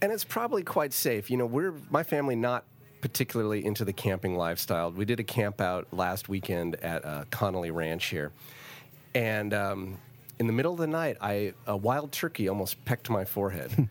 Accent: Napa Valley, California, United States; I grew up here in Napa Valley.

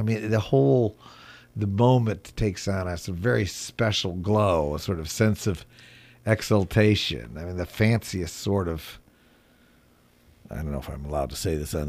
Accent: Grand Haven, Michigan, United States; I came back to work a summer job helping start a wine and cheese shop in my hometown, Grand Haven, Michigan, which was sort of even then a watering hole for people from Chicago and St. Louis.

